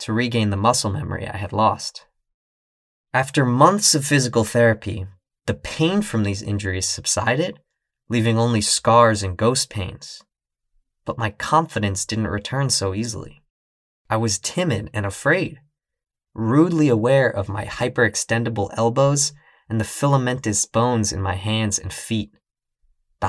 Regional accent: New York City, New York, United States; also born or lived in Boston; Once I graduated, I moved from Boston back to my hometown of New York City

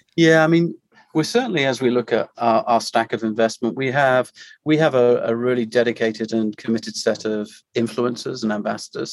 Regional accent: United Kingdom; moved away as an adult; also born or lived in Maine / Europe; now in Orlando, United States; I am a, Brit residing uh, in the US and been here uh, over six years now

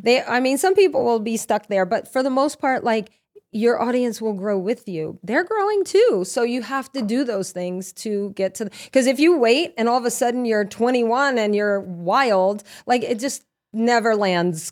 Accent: Lafayette, Louisiana, United States; moved away; also born or lived in Norwalk, Connecticut; I'm from Louisiana

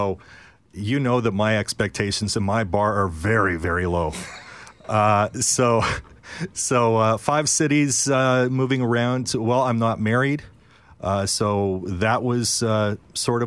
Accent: Sundown, Manitoba, Canada; moved away; also born or lived in Dubai / Regina; I was born here and raised in Sundown, Manitoba

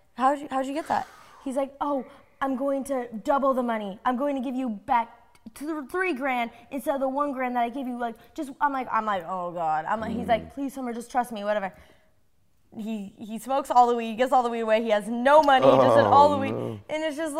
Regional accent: Colorado, United States; we grew up in Colorado

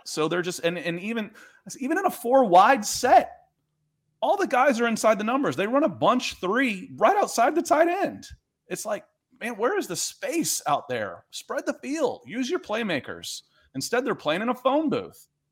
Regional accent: Atlanta, Georgia, United States; also born or lived in Cleveland; I was born in Cleveland, and I grew up in Atlanta

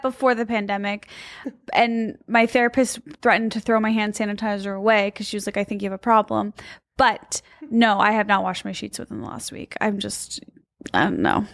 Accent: Midwest, United States; I'm from the Midwest

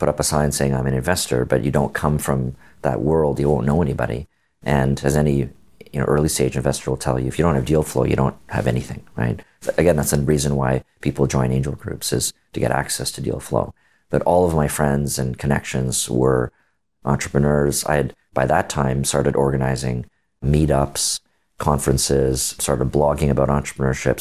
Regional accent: Canada; I'm Canadian

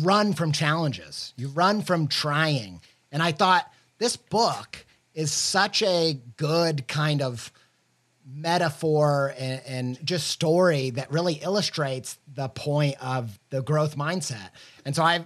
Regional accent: the Bible Belt, United States; I might've been growing up in the Bible Belt

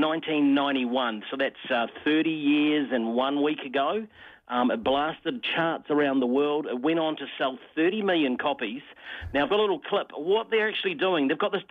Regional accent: Wairarapa, Wellington, New Zealand; moved away; growing up in the Wairarapa myself

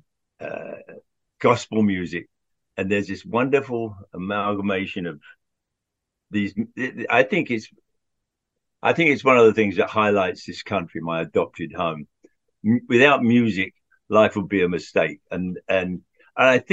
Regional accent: London, United Kingdom; moved away as an adult; also born or lived in Wallingford, Oxfordshire; now in United States; I grew up in Southwest London, Hounslow, and then Central London

